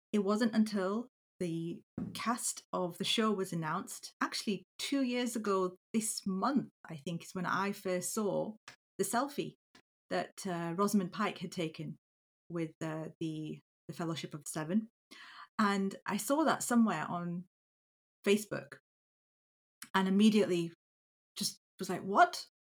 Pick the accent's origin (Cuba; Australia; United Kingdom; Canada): United Kingdom; Yorkshire and the Humber; I am a second generation British Pakistani born and bred in Yorkshire